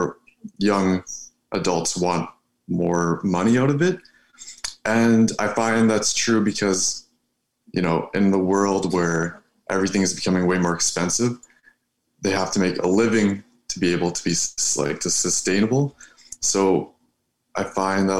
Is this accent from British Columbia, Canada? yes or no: no; Ontario, Canada; I'm from Ontario. I go to school in Sudbury